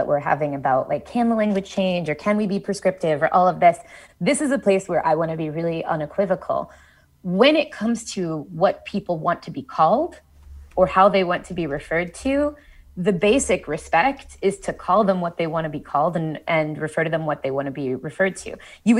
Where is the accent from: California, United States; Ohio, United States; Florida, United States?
Ohio, United States; Columbus; born or raised there